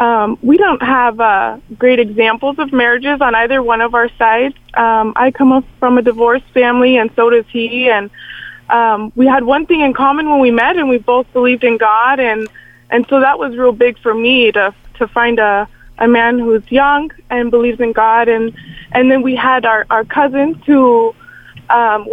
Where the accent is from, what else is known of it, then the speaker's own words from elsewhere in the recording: Arizona, United States; where I grew up in Arizona